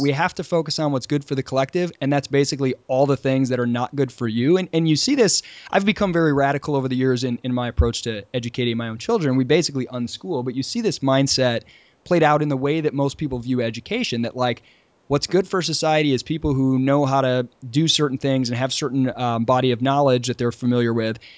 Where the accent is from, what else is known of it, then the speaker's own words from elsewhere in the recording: Michigan, United States; moved away as an adult; now in Charleston, United States; Since moving down to Charleston, I'm from Michigan originally, and since moving down to Charleston four years ago